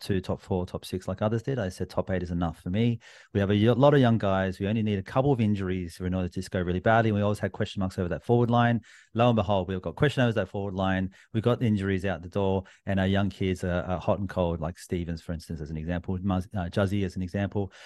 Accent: New South Wales, Australia; I'm from New South Wales

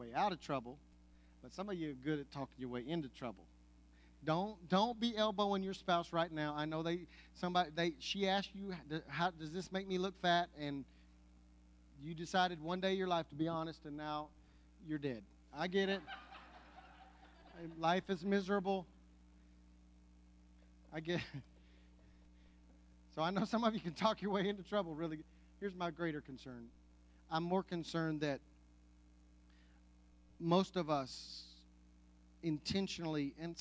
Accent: Anadarko, Oklahoma, United States; I grew up in Anadarko, Oklahoma, and attended church in Apache, Oklahoma

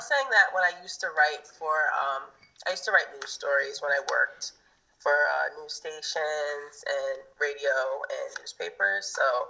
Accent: New Haven, Connecticut, United States; I'm from New Haven, Connecticut. I'm 31 years old.

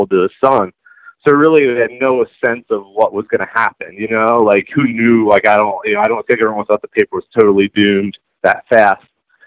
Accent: Baltimore, Maryland, United States; also born or lived in Harford County, Maryland; I'm from Baltimore. I'm from East Baltimore. My whole family's all Highland Town trash. And then later in life, my parents got to Harford County, which is where I went to high school

